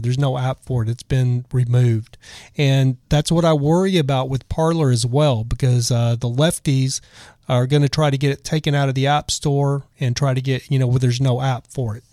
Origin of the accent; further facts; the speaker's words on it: Texas, United States; I'm from Texas